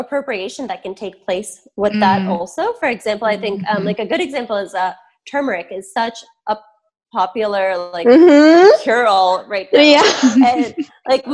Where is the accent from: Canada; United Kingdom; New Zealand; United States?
United States; Michigan; I grew up in Michigan. My parents moved here before I was born.